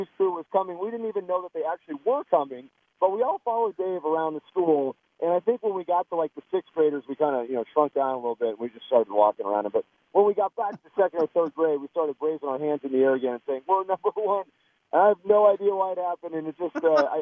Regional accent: Denver, Colorado, United States; the neighborhood we grew up in Willow Creek, back in South Denver

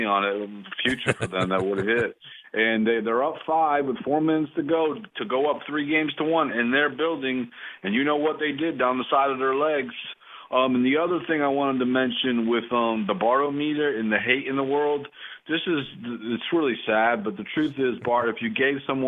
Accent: Massachusetts, United States; I'm from Massachusetts

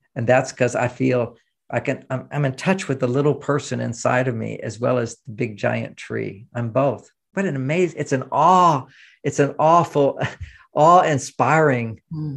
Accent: Houston, Texas, United States; I grew up in Houston, Texas

